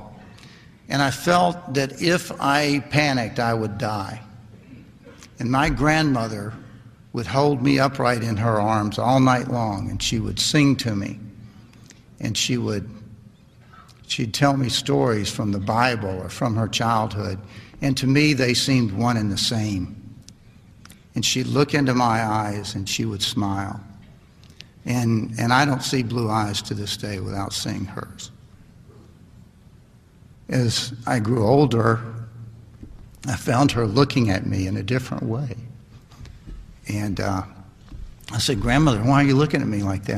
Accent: Lynchburg, Virginia, United States; born or raised there; also born or lived in Tennessee

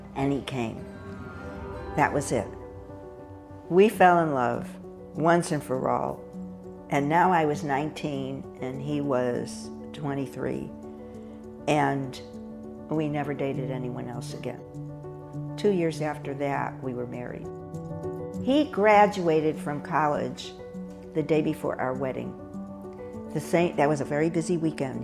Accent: Hartford, Connecticut, United States; born or raised there; moved away as an adult

